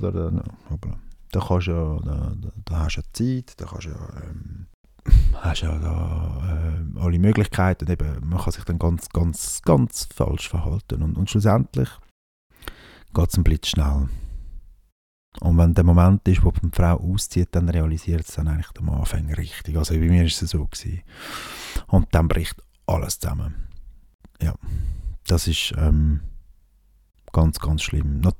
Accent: Switzerland; wenn man als Schweizer da eins auf, auf Ding macht

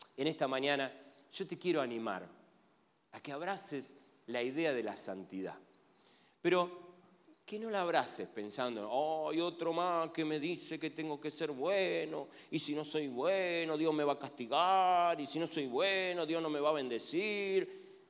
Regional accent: Argentina; Soy argentino

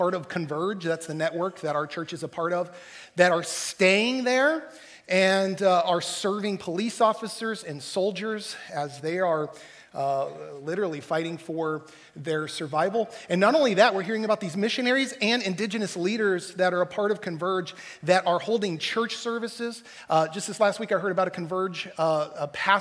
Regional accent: Texas, United States; growing up in Texas

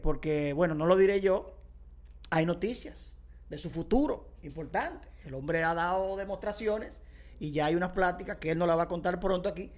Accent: Dominican Republic; soy dominicano

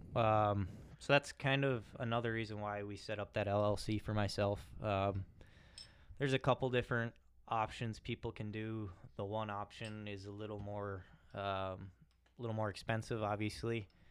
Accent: Raymond, United States; also born or lived in Claire City; I'm from Raymond, a small town

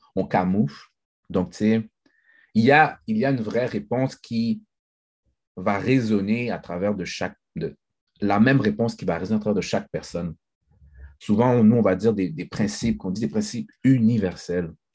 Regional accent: Haiti; moi, je suis haïtien, je, suis fier d'être haïtien

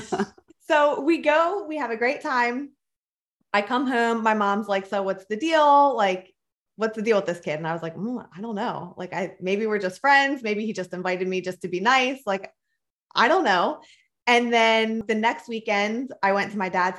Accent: Philadelphia, Pennsylvania, United States; I grew up in Philadelphia, Pennsylvania, and then I moved to a very small town when I was a sophomore in high school.

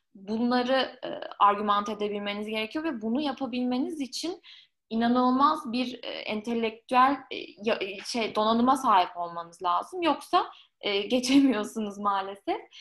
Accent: Ankara, Turkey; moved away as an adult; also born or lived in Lyon, France; ben Ankaralıyım. 18 ee, yaşında Lyon'a taşındım.

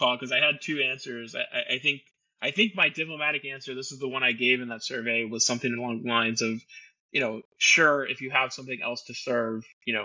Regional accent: Florida, United States; I'm from Florida, born and raised in Florida

